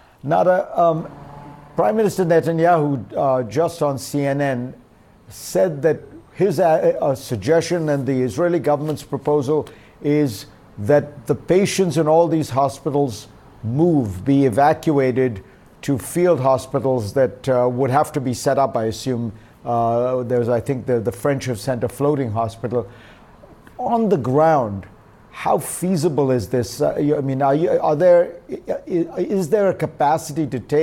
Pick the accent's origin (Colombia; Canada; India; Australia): India; moved away as an adult; now in United States; Growing up in India